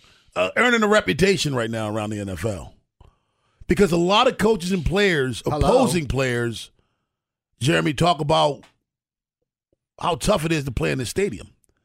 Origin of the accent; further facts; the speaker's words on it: Baltimore, Maryland, United States; the area that I grew up in West Baltimore is one of those areas.